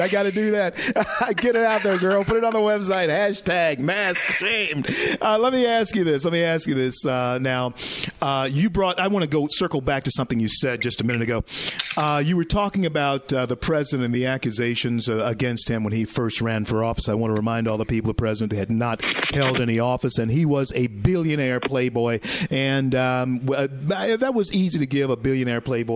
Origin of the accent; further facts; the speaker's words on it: Shreveport, Louisiana, United States; moved away; my hometown, Shreveport, Louisiana, and my home state of Louisiana